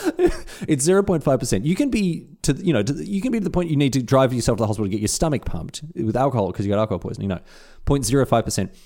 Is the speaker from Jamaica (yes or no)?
no; Australia; as an Australian